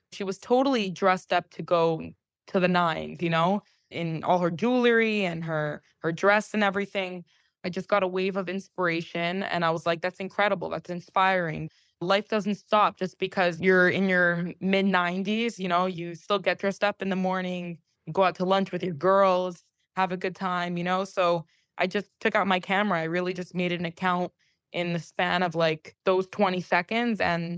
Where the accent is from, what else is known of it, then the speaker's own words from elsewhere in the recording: Palm Beach, Florida, United States; moved away as an adult; also born or lived in New York; I grew up in Palm Beach. I lived in New York for the past 7.5 years. And then about 11 months ago, I think it's about a year now, I moved back to Palm Beach.